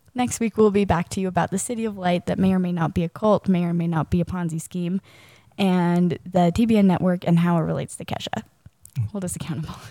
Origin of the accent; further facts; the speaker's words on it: Charlotte, North Carolina, United States; I grew up in Charlotte, North Carolina